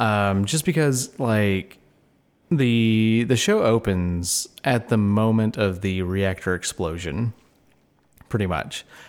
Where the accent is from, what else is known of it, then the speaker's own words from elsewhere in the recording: United States; as an American